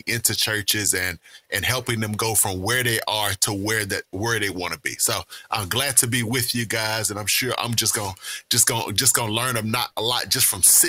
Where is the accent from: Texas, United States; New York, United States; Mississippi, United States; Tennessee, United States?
Mississippi, United States; Jackson; I pastor in my hometown of Jackson, Mississippi.